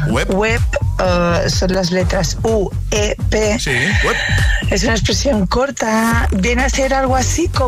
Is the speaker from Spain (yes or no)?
yes; Mallorca, Balearic Islands, Spain; de Mallorca.